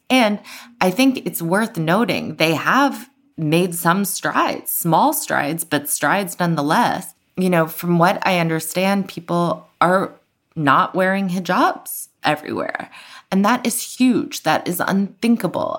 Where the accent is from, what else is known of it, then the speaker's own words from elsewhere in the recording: United States; also born or lived in Iran; as an American who had grown up knowing maybe not everything about the civil rights movement